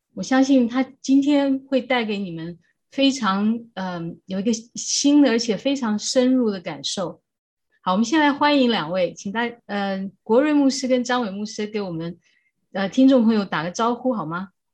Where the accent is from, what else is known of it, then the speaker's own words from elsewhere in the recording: Taiwan; 我们都是在台湾长大的